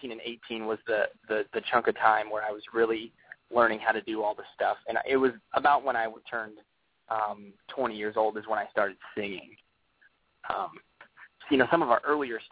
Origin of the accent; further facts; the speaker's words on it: Wyoming, United States; growing up in Wyoming, you know, I grew up around ranchers and, you know, farmers